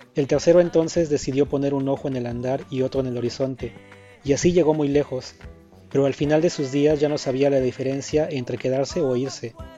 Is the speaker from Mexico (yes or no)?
yes; Mexico; moved away as an adult; now in Melbourne, Australia